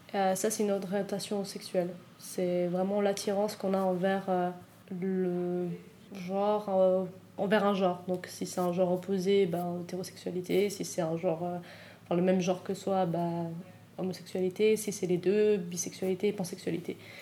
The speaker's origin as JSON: {"language": "French", "country": "Switzerland", "tie": "born or raised there", "said": "j'ai grandi en Suisse, que je suis née en Suisse"}